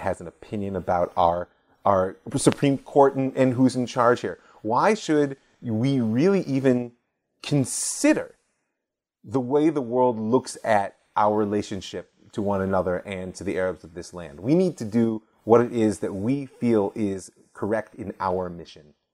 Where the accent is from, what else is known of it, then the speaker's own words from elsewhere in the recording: United States; moved away as an adult; now in Israel; growing up as an American Jew in suburbia